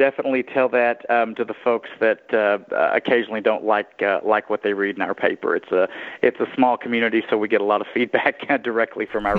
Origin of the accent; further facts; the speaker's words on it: Mineola, Texas, United States; also born or lived in Tyler, Texas / Columbus, Texas; I'm actually a fifth-generation Texan. I was born in Tyler and raised in Mineola, and today I live in Columbus, which is the county seat of Colorado County